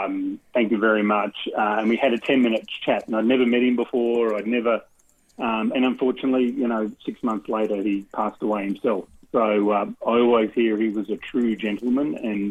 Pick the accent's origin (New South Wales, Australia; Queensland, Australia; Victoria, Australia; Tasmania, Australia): Queensland, Australia; So I grew up in Queensland